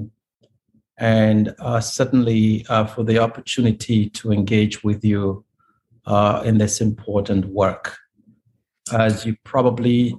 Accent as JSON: {"language": "English", "country": "Nigeria", "moved": "as an adult", "lives_now": "United States", "said": "I come from Nigeria"}